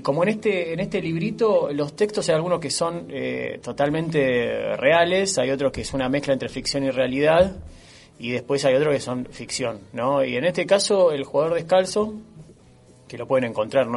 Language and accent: Spanish; Tablada, Buenos Aires Province, Argentina; also born or lived in Monte Grande; Nací en Monte Grande, pero me crié en Tablada